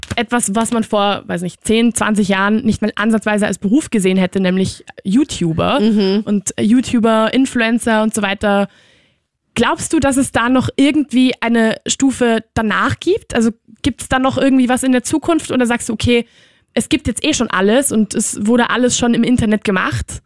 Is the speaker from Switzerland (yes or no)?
no; Barcelona, Catalonia, Spain; now in Vienna, Austria; in Barcelona bin ich halt auch nicht in der Stadt aufgewachsen, sondern ein bisschen weiter außerhalb